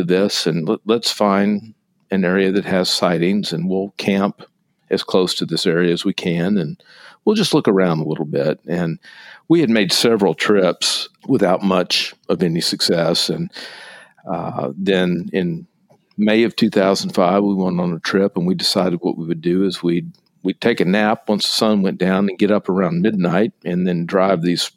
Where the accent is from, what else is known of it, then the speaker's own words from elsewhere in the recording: East Texas, United States; I grew up in East Texas